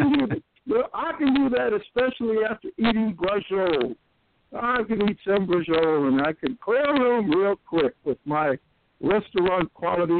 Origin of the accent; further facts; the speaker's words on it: Newark, New Jersey, United States; moved away as an adult; also born or lived in Alabama; I was born and raised in the Ironbound section of Newark, New Jersey.